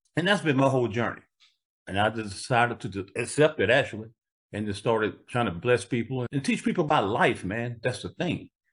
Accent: Greenville, South Carolina, United States; born or raised there

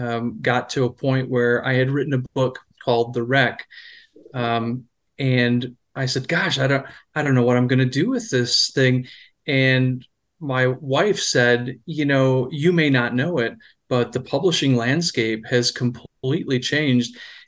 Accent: Michigan, United States; I was born and raised in Michigan

